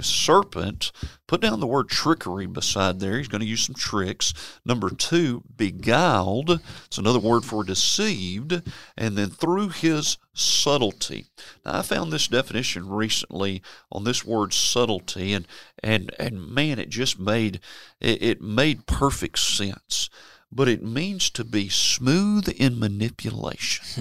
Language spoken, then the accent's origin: English; Memphis, Tennessee, United States; I was born and raised in Memphis, Tennessee